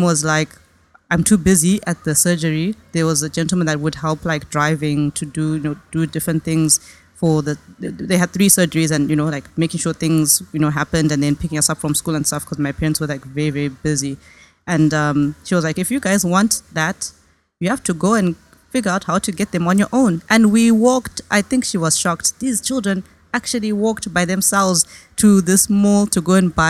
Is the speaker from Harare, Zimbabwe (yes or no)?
yes; Harare, Zimbabwe; moved away as an adult; now in United States; When I was a kid, you know, growing up in Harare, Zimbabwe